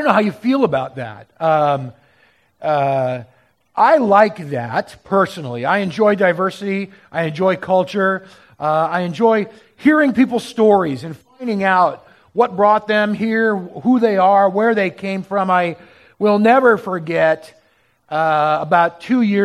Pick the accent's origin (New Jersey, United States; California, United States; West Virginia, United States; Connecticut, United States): California, United States; Southern; moved away as an adult; now in Portland, United States; growing up in Southern California